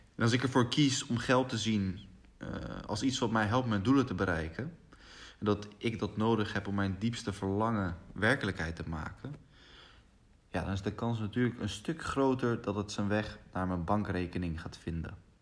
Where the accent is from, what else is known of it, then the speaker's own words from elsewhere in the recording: Rotterdam, South Holland, Netherlands; Ik ben opgegroeid in Rotterdam